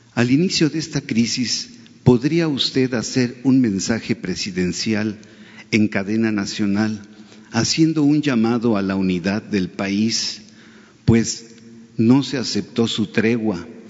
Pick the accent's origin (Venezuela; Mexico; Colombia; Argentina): Mexico; como mexicanos